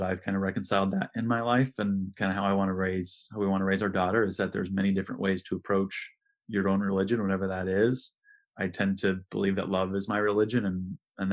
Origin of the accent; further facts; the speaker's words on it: Midwest, United States; I grew up here in the Midwest